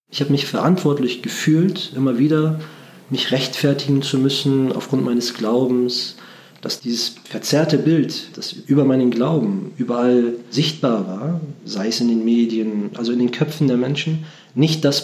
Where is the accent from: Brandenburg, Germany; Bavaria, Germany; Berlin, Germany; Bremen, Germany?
Bremen, Germany; ich bin gebürtiger Bremer, also in Bremen geboren und aufgewachsen. Meine Eltern stammen aus der Türkei.